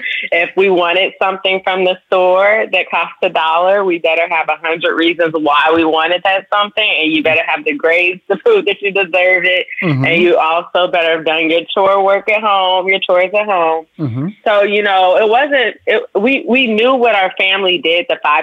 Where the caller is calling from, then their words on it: Chicago, Illinois, United States; Chicago. I'm calling from Chicago, Illinois.